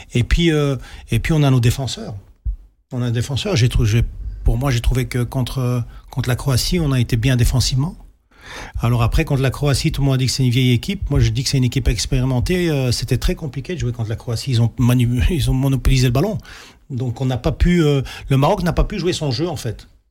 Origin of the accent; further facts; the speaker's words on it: Belgium; on est belge, on est fier de la Belgique, on est fier d'être né ici